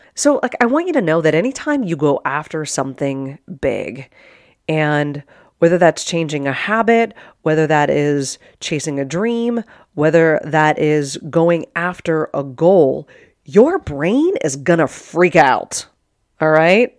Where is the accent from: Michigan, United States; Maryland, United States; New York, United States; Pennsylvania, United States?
Pennsylvania, United States; Pittsburgh; moved away as an adult; also born or lived in Arizona / Sparta, Wisconsin; born and raised in Pittsburgh, Pennsylvania, like, nobody from my high school came out here